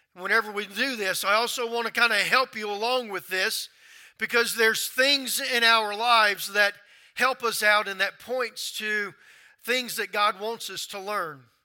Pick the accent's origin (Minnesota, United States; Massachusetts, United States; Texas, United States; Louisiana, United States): Louisiana, United States; moved away as an adult; also born or lived in North Carolina; I'm from Louisiana